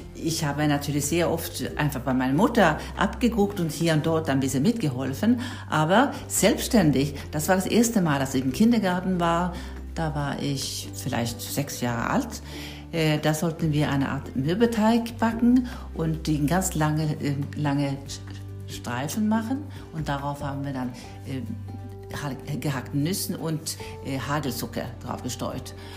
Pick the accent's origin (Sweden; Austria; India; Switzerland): Sweden; now in Germany; ich komme ja aus Schweden, von Anfang